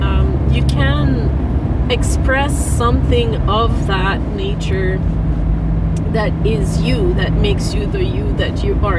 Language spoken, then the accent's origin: English; Quebec, Canada; first language French; English is a second language; is specific to growing up in Quebec